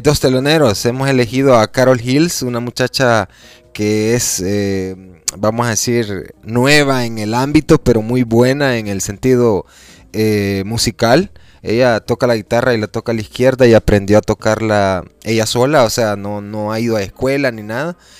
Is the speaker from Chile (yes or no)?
no; El Salvador; si nosotros somos salvadoreños